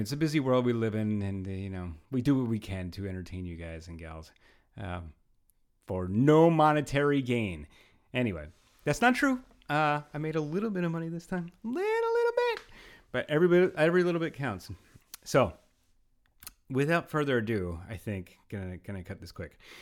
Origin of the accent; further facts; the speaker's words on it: Pennsylvania, United States; now in New York, United States; Originally Pennsylvania.